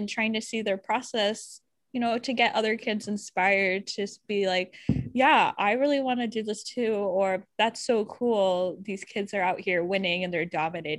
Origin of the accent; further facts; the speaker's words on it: India; And I'm like, just because I'm Indian doesn't automatically make me, I don't necessarily need to have an accent.